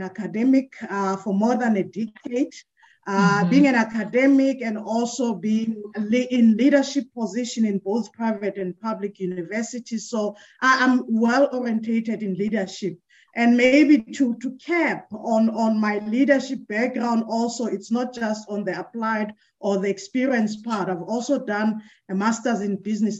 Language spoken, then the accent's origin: English; Johannesburg, Gauteng, South Africa; also born or lived in Port Elizabeth (Gqeberha); now in Gqeberha, South Africa; comes from the dusty street of Soweto, that is in Johannesburg. So I'm a Gautenga, Joburg. I'm a Sowetan per se, although currently I'm based in Port Elizabeth